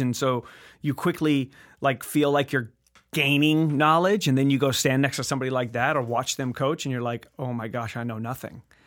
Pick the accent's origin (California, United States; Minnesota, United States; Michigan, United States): California, United States; La Habra; From La Habra, California